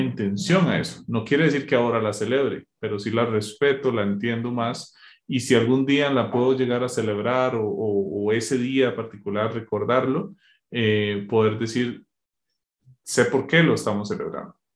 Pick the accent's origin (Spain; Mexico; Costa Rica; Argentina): Costa Rica; now in Colombia; soy de Costa Rica